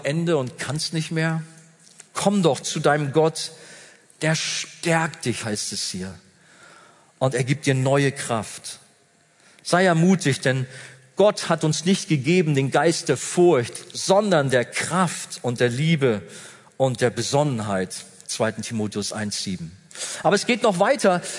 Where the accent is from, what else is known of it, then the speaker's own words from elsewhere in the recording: Germany; Wir haben ja als Deutsche